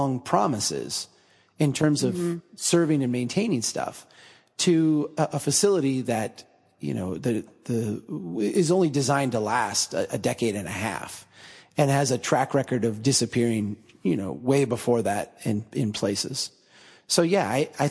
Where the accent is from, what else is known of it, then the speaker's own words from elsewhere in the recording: Minnesota, United States; as a Minnesotan